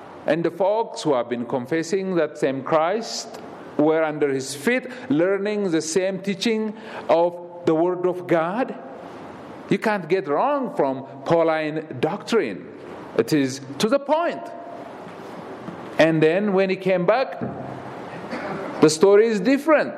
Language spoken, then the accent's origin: English; Ethiopia; moved away as an adult; I'm from Ethiopia